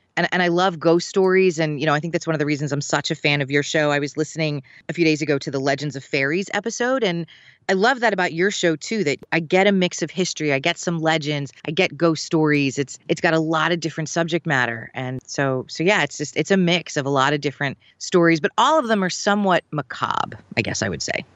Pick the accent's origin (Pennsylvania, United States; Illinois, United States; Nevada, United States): Pennsylvania, United States; Philadelphia; also born or lived in Valley Forge area, Pennsylvania; growing up in Philadelphia